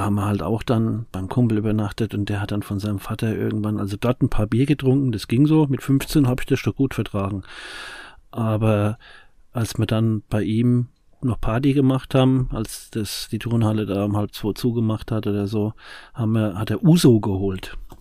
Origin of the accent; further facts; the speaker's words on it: Aschaffenburg, Bavaria, Germany; ich komme mal halt aus dem Umfeld von Frankfurt, also Aschebesch